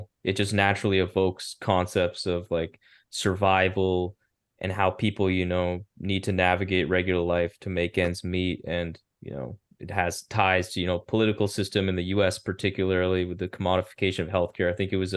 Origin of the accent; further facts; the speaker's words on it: Canada; as a Canadian person here